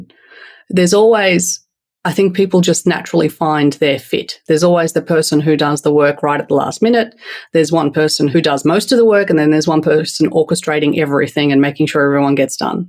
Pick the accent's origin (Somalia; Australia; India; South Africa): Australia; accent: Australian; moved away as an adult; also born or lived in Turkey; now in United States; By my accent, I'll let you know first and foremost, I'm raised in Australia